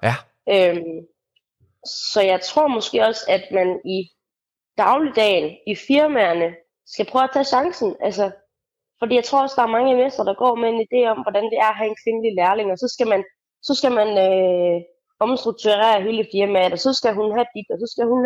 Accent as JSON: {"language": "Danish", "town": "Randers", "region": "Central Denmark Region", "country": "Denmark", "said": "i Randersområdet, der hvor jeg kommer fra"}